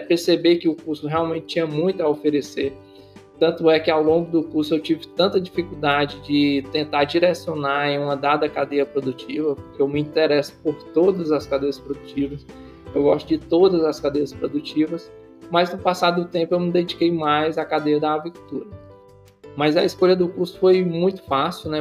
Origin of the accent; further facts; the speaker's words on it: Ceará, Brazil; eu sou cearense, cearense fala rápido